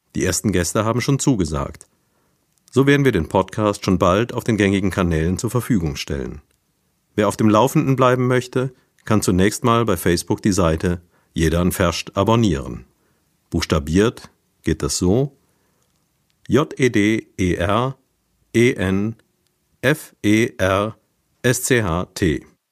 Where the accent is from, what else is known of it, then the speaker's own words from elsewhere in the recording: Neuwied, Rhineland-Palatinate, Germany; accent: Neuwieder Platt; unseren Dialekt, dat Neveda Platt